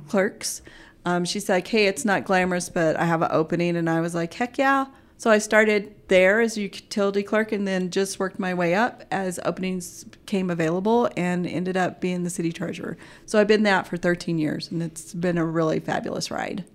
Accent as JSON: {"language": "English", "region": "Oklahoma", "country": "United States", "tie": "born or raised there", "also_born_or_lived": "Anchorage, Alaska", "moved": "as an adult", "lives_now": "Mountain Home, United States", "said": "I would spend summers in, uh, Anchorage and, and school years in Oklahoma"}